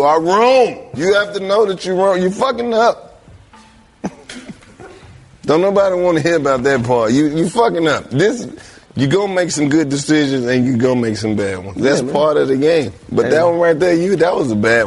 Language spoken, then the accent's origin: English; Mississippi, United States; I'm from Mississippi too